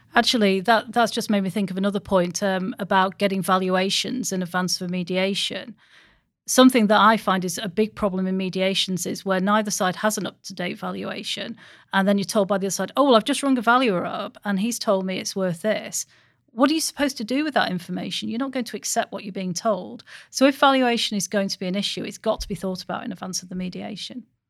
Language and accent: English; Stockport, North West England, United Kingdom; I'm from Stockport